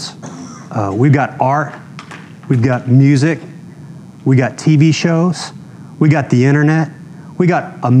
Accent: Texas, United States; I'm from Texas

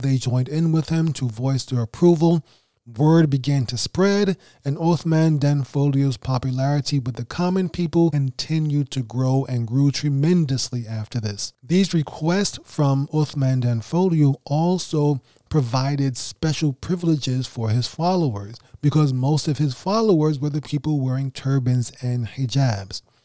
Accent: New York City, New York, United States; also born or lived in Senegal; I'm not from West Africa. I am from Brooklyn, New York.

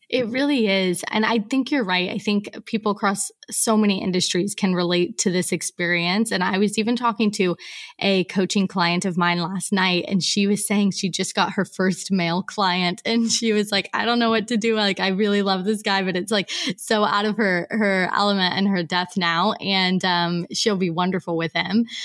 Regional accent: Portland, Oregon, United States; moved away as an adult; now in Mauritius; I am from Portland, Oregon, although I actually haven't lived at home in about ten years

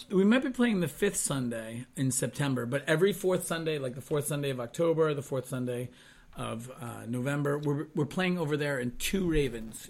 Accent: Kingston, New York, United States; I was born in Kingston, New York

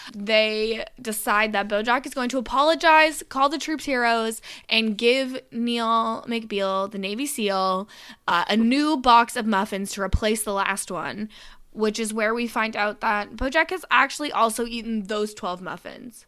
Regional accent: Canada; accent: Canadian; my Canadian accent

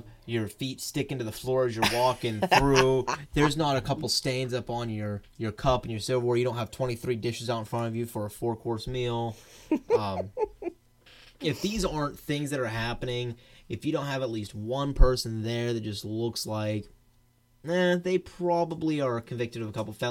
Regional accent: Georgia, United States; my home state of Georgia

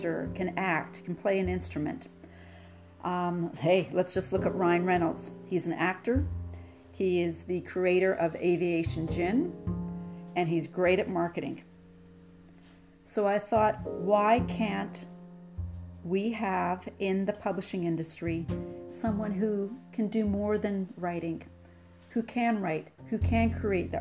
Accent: Nanaimo, British Columbia, Canada; I grew up on Vancouver Island outside of Nanaimo

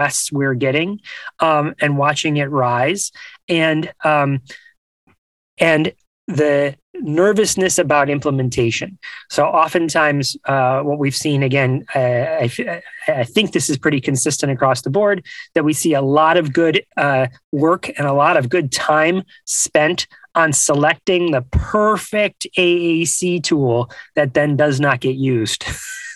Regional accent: Buffalo, New York, United States; I grew up in New York. I grew up in Buffalo

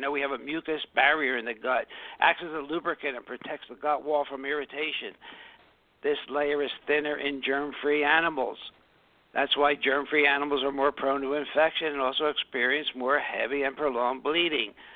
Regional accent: Philadelphia, Pennsylvania, United States; I grew up in South Philadelphia

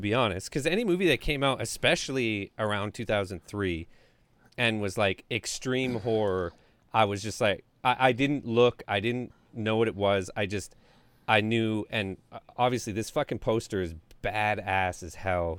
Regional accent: Canada

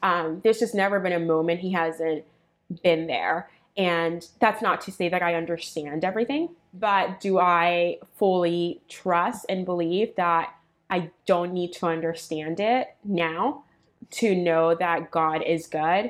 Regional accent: Puerto Rico; now in United States; I was born in Puerto Rico

